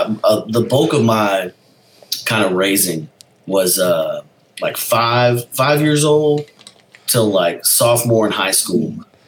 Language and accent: English; Texas, United States; also born or lived in Alpine, Texas / Florence, Texas; I was born in Alpine, Texas, which is out by Big Bend. I was an uh-oh baby in college.